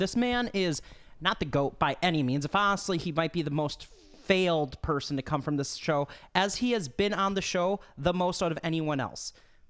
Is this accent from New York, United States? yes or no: no; Waconia, Minnesota, United States; my hometown, Waconia, Minnesota